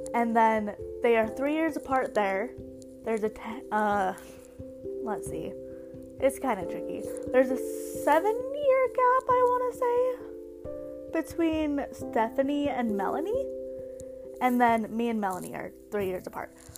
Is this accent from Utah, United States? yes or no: yes; Bountiful, Utah, United States; also born or lived in Orem, Utah; now in Provo, United States; grew up in Bountiful, Utah, in the Salt Lake area